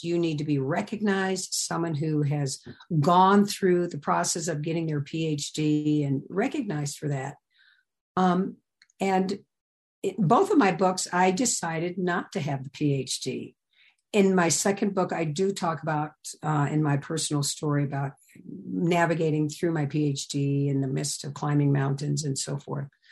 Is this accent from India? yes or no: no; Midwest, United States; I came from the Midwest